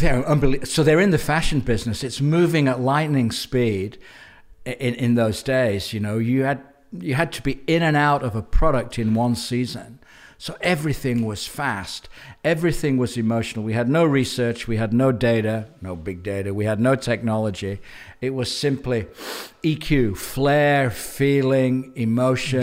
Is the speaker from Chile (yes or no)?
no; England, United Kingdom; moved away as an adult; also born or lived in New Zealand; I left England, uh, as, pretty much as soon as I could when I was twenty-three, twenty-four.